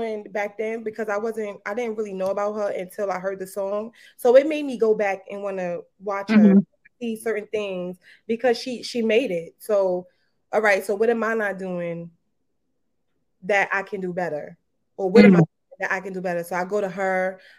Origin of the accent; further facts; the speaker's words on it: Brooklyn, New York, United States; I'm from Brooklyn. Definitely from Brooklyn. Kingsborough. Shout out to Kingsborough. Mm. Shout out to Brooklyn. All day. I be repping Brooklyn all the time.